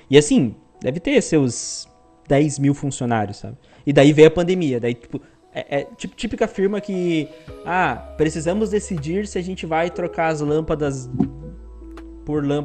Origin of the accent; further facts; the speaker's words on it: Paraná, Brazil; now in Joinville, Brazil; Se eu vim do Paraná para trabalhar em Joinville para poder trampar aqui nessa empresa, eu vou voltar para Paraná.